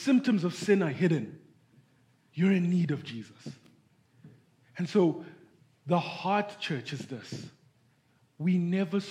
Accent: Zimbabwe; moved away; I'm from Zimbabwe.

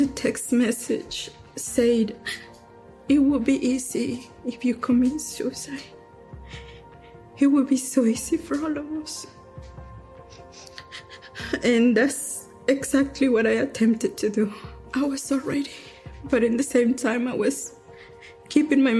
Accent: Durango, Mexico; now in United States; I am from Durango, Mexico

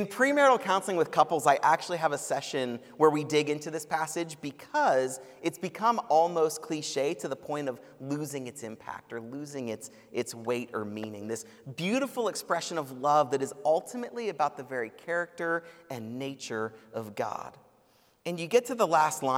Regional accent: Cleveland, Ohio, United States; now in Columbus, United States; I'm from Cleveland

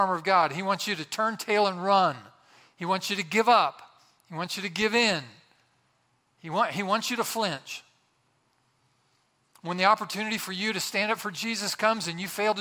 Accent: Boswell, Indiana, United States; My hometown, Boswell, Indiana, had about 1,000 people

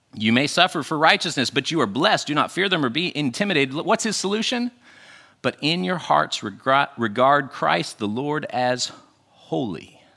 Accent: Western United States, United States; I grew up in the Western United States

